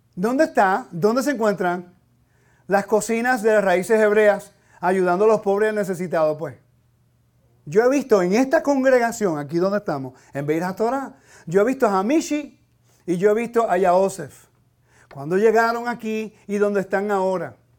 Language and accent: Spanish; Puerto Rico; now in United States; Yo soy ciudadano americano, nacido en Puerto Rico